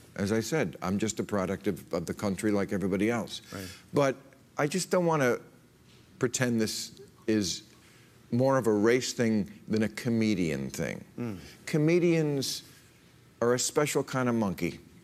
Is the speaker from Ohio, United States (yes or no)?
no; New Jersey, United States; I grew up in New Jersey in the 50s and 60s